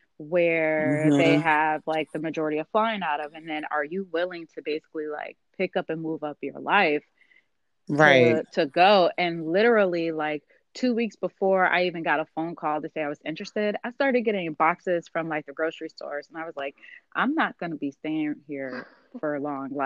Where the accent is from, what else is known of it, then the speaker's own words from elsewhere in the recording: Chicago, Illinois, United States; now in Cincinnati, United States; originally from Chicago as well, but currently living in Cincinnati